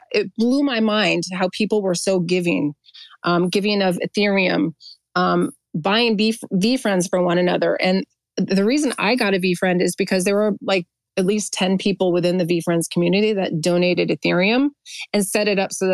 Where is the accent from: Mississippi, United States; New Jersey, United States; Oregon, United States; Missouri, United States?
New Jersey, United States; accent: New Jersey; I'm a native New Jerseyan, if you couldn't tell by my accent